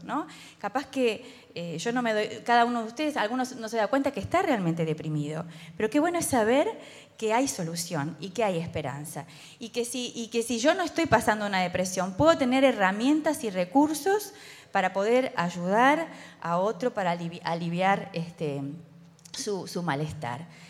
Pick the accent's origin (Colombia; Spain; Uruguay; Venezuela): Uruguay; como somos los uruguayos